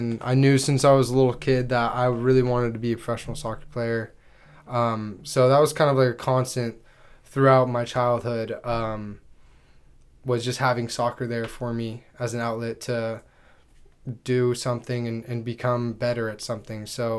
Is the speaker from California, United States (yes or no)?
yes; Anaheim, California, United States; I'm from Orange County, California, a little small town called Anaheim Hills. I grew up playing soccer since I've been 4 years old.